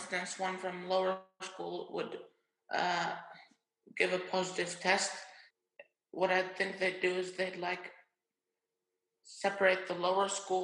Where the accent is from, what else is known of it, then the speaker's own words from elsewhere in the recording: Finland; I'm from Finland, and I attended the same school as Aiden for 5 years. It's the International School of Helsinki.